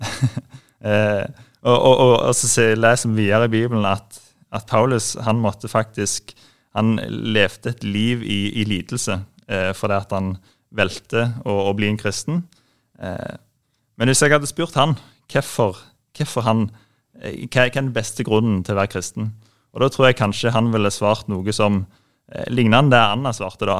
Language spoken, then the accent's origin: Norwegian; Jæren, Rogaland, Norway; moved away as an adult; now in Oslo, Norway; jeg kommer fra Vigerstua på Jæren. Veldig fine plass å vokse opp